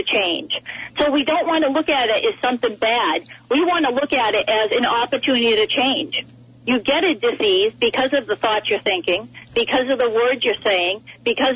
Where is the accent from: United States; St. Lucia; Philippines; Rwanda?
United States; East Coast; I am from the East Coast